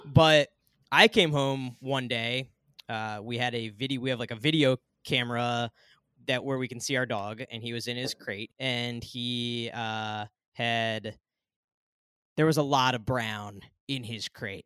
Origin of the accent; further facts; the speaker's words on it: Northeast, United States; growing up in the Northeast